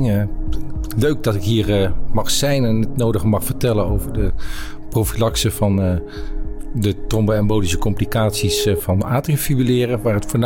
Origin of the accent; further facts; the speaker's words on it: Netherlands; also born or lived in Brabant / Rotterdam / Amsterdam / Groningen; ik ben Nederlander. Ik heb overal in Nederland gewoond.